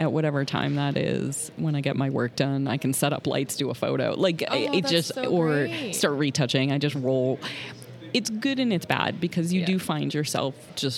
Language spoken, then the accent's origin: English; Boston, Massachusetts, United States; I'm from the Boston area